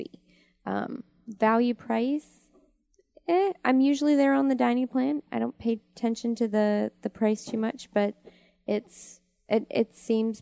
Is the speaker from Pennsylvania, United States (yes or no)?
yes; Pittsburgh, Pennsylvania, United States; moved away; I'm from Pittsburgh